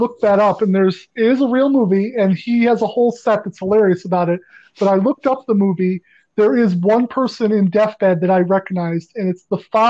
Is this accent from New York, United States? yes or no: yes; Western New York, United States; growing up in Western New York, I watched Offbeat Cinema.